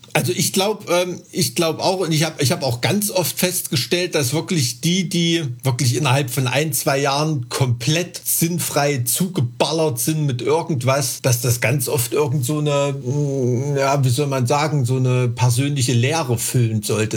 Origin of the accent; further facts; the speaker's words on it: Thuringia, Germany; als Thüringer, der ja so wirklich so an der Grenze zu, wo es langsam bergig wird, wohnt